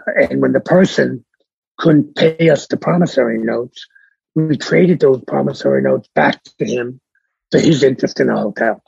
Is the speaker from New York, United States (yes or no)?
yes; New York City, New York, United States; also born or lived in Bronx, New York / Miami, Florida; I was born in the Bronx. Yeah. Uh, I was raised in Brooklyn. I now live in Manhattan